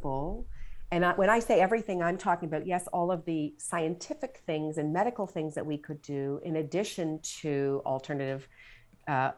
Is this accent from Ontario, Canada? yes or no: yes; Toronto, Ontario, Canada; now in Philadelphia, United States; I live just outside of Philadelphia, so I'm in Pennsylvania, originally from Toronto. I'm a Canadian.